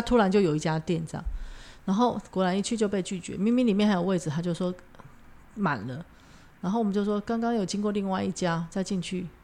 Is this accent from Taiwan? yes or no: yes; Taiwan; 我也是台湾来的